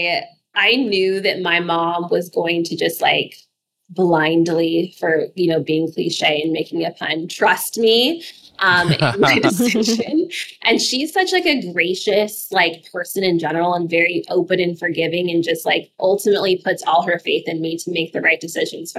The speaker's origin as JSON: {"language": "English", "region": "Alaska", "country": "United States", "tie": "born or raised there", "said": "I grew up in Alaska"}